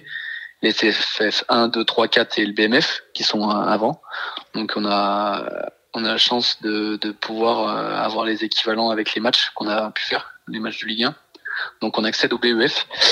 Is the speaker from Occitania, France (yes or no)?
no; Isère, Auvergne-Rhône-Alpes, France; moved away as an adult; nous on est originaire de l'Isère avec ma femme